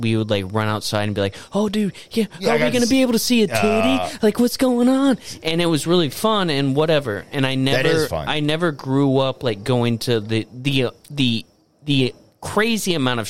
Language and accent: English; Florida, United States; growing up in Florida